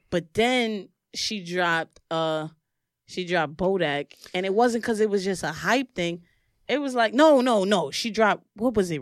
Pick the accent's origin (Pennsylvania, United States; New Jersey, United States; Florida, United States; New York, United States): New York, United States; New York City; also born or lived in Herkimer, New York; I'm from Brooklyn